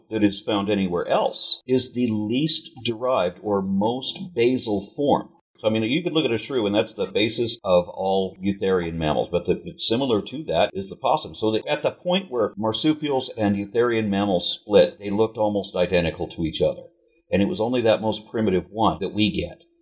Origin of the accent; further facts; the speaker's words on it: Canada; I'm Canadian, so I always